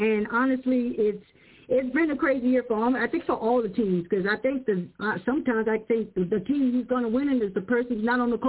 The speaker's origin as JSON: {"language": "English", "town": "Tampa", "region": "Florida", "country": "United States", "said": "I'm originally from Tampa, Florida"}